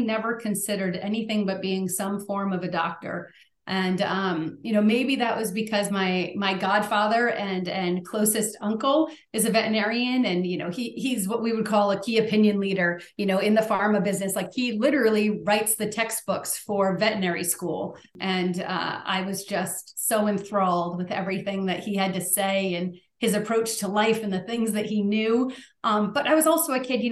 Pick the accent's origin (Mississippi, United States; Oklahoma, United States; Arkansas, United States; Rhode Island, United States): Rhode Island, United States; I grew up in Rhode Island. I've lived mostly my entire life in New England